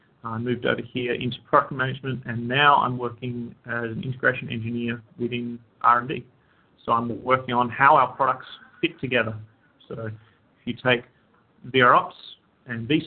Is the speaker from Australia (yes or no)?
yes; Australia; moved away as an adult; now in United States; I hail from Australia. That's why I have a funny accent.